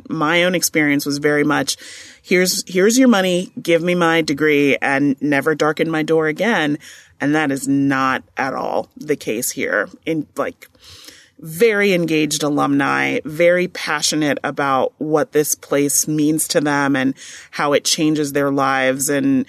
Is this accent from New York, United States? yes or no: yes; New York, United States; I'm originally from New York, so I went to NYU and I went to Fordham.